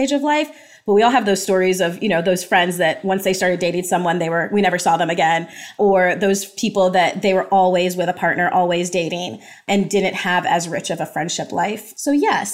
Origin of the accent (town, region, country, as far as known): United States; born or raised there; also born or lived in Jamaica